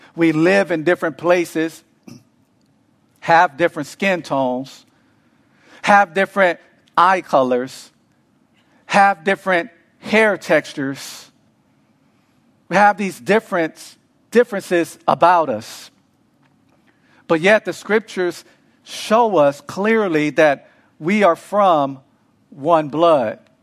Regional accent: Los Angeles, California, United States; now in Arizona, United States; grew up

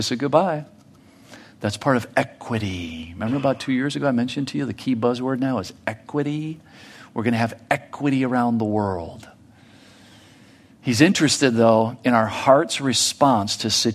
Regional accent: United States; me as an American

